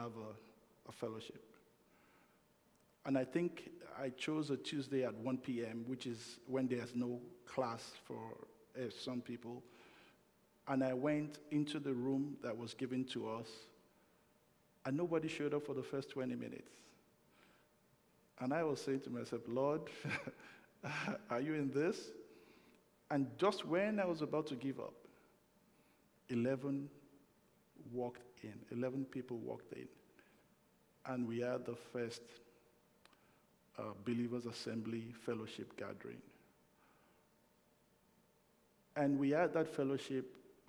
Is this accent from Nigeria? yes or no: yes; Nigeria; moved away as an adult; also born or lived in United States; now in Canada; When I was migrating from Nigeria to North America, and that was 25 years ago. And that's because there were a lot of limited opportunities in my country of birth